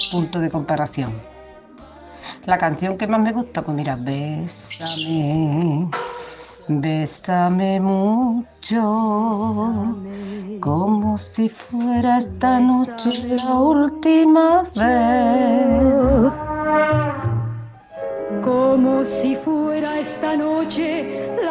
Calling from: Lucena, Andalusia, Spain; Buenos días … de Lucena, Córdoba.

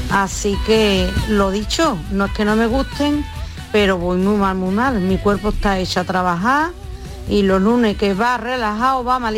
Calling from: Seville, Andalusia, Spain; soy madre de Sevilla

